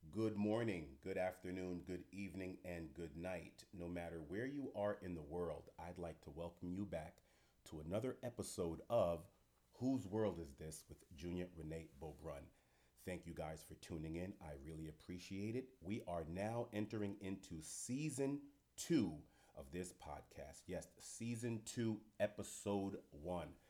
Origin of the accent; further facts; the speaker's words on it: New York City, New York, United States; am a fellow New Yorker, New York City person